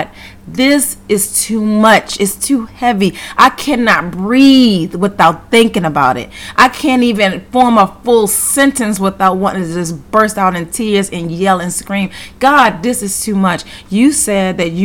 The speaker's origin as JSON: {"language": "English", "town": "Baltimore", "region": "Maryland", "country": "United States", "also_born_or_lived": "Georgia", "moved": "yes", "said": "I'm originally from Baltimore, and I was living in Georgia at the time"}